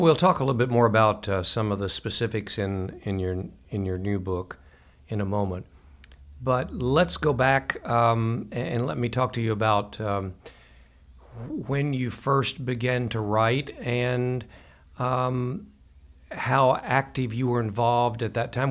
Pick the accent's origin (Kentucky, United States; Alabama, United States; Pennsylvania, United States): Kentucky, United States; we Kentuckians, lifelong natives